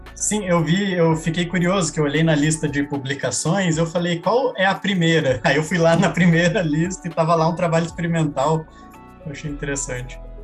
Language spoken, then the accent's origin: Portuguese; Paraná, Brazil; moved away; also born or lived in Rio de Janeiro; sou do Paraná, Rio de Janeiro está a 1.200 quilômetros da cidade que eu cresci